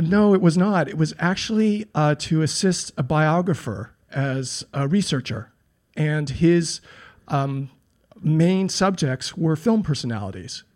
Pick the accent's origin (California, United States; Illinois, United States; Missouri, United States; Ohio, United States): California, United States; Los Angeles; now in New York, United States; I grew up in a beach town called Pacific Palisades. which is a suburb of L